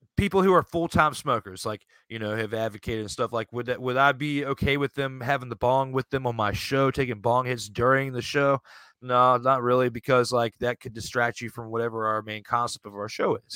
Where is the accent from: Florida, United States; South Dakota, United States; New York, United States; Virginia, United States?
Virginia, United States; Richmond; the Richmond Braves, which were, you know, in my hometown area here in Virginia